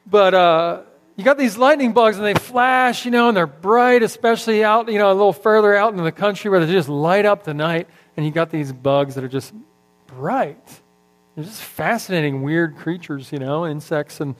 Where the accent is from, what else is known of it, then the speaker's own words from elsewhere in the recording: Philadelphia, Pennsylvania, United States; now in Texas, United States; I'm transplanted from Philadelphia a long time ago, as Gary likes to point out every time I come up here. I'm still a foreigner, I guess.